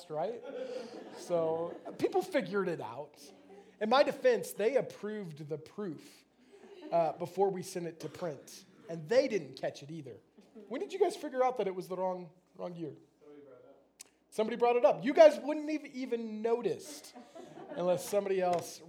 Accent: United States; I'm American

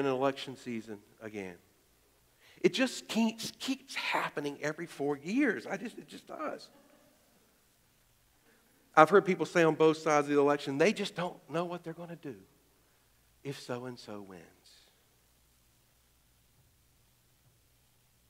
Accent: Greensboro, North Carolina, United States; now in Alexandria, United States; I was born in Greensboro, North Carolina

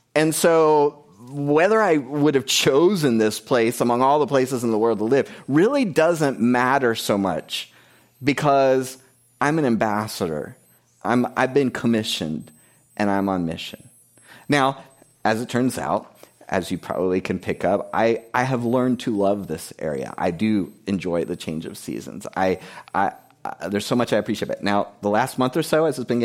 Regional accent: South Florida, United States; moved away as an adult; also born or lived in Key West, Florida; I grew up in South Florida. I was born in Key West, Florida

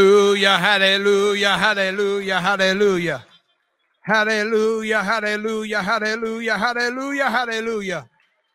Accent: United States; I am an American and very proud to be an American

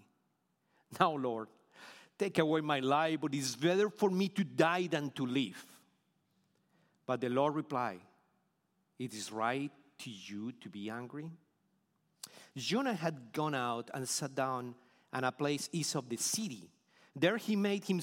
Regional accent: Bogotá, Colombia; English is a second language; moved away as an adult; now in Houston, United States; originally, we were from Bogota, Colombia, South America

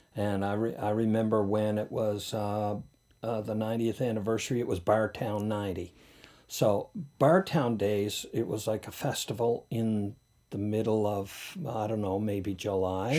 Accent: North Sydney, Nova Scotia, Canada; I grew up in North Sydney

